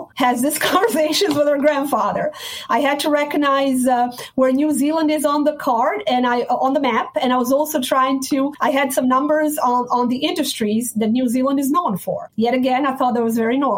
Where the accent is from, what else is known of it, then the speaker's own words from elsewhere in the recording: Sarajevo, Bosnia & Herzegovina; moved away; I was born and raised in Bosnia, Sarajevo, former Yugoslavia